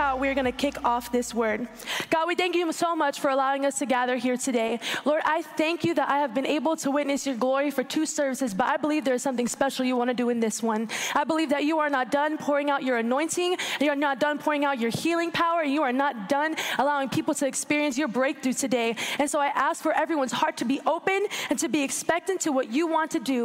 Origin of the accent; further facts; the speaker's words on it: Orlando, Florida, United States; I was born and raised in Orlando, Florida